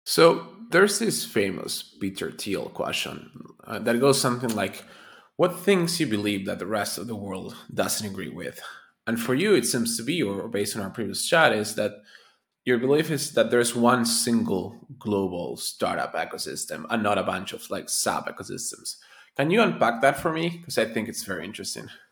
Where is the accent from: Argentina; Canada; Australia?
Argentina; moved away; also born or lived in United States; I'm, I'm originally from Argentina